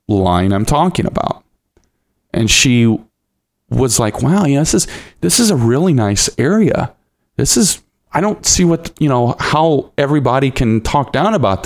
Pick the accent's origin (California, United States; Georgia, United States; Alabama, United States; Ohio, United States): Ohio, United States; Lima; moved away as an adult; also born or lived in Toledo area, Ohio; now in Toledo, United States; I was born and raised in Lima.